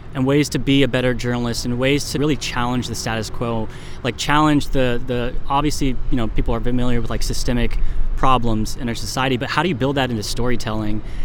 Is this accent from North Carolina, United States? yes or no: no; Sonoma, California, United States; I'm from Sonoma